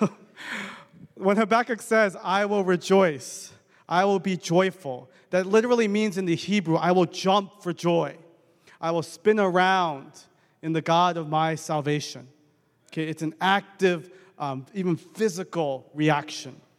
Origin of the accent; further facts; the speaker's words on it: Bergen County, New Jersey, United States; also born or lived in Edison, New Jersey / Edgewater, New Jersey; I grew up in Bergen County most of my life.